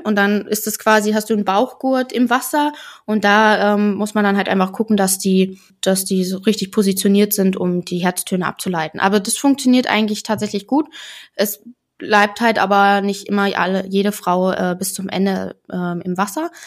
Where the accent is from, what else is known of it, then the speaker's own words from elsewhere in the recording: Germany; bei uns in Deutschland